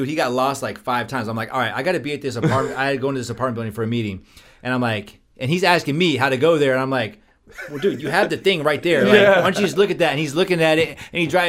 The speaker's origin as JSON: {"language": "English", "region": "California", "country": "United States", "said": "I'm from Cali"}